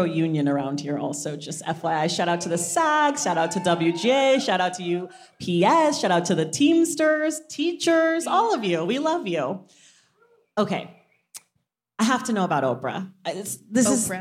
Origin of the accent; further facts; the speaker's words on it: Oakland, California, United States; Oakland, my hometown